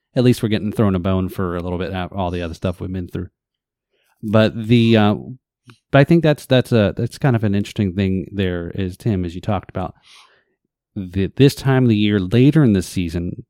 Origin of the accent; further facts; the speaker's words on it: New Jersey, United States; also born or lived in Northeast US; now in Florida, United States; I live in New Jersey. I was born in New Jersey